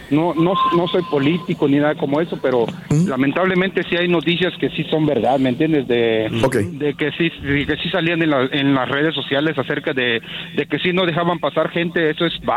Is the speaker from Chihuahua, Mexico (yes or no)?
no; Acapulco, Guerrero, Mexico; moved away